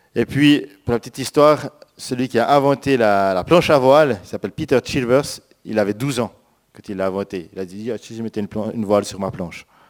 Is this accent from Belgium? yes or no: no; Switzerland; moved away; also born or lived in France; Moi, en tant que Suisse